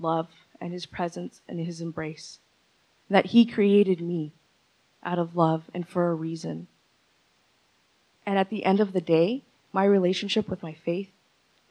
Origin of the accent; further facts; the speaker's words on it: Ventura County, California, United States; also born or lived in San Pedro Sula, Honduras; by the age of 4 and a half, they finally brought me over here. So Ventura County has been my home ever since.